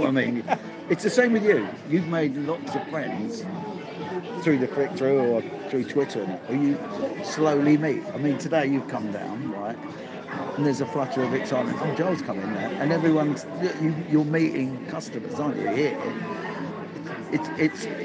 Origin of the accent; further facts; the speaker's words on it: Sutton, London, United Kingdom; I grew up in Sutton